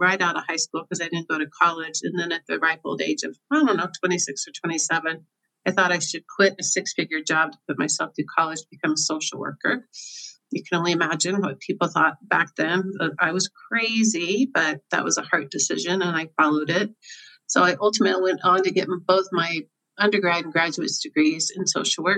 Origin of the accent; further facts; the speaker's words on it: Overland Park, Kansas, United States; also born or lived in Colorado; I grew up in Kansas City, as you just mentioned. I grew up in a little suburb called Oberlin Park, Kansas.